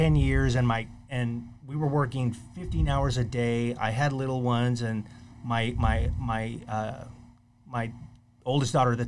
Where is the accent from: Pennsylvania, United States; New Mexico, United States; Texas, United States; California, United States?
Texas, United States; McAllen; moved away as an adult; also born or lived in College Station, Texas; now in Corpus Christi, United States; I'm actually from McAllen, Texas. And my family lived there for about 6 years. My father retired there, and then I went to school there.